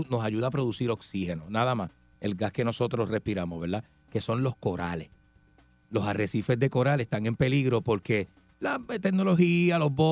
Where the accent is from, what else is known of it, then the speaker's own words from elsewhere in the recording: Ponce, Puerto Rico; Yo soy de Ponce colinda con Peñuela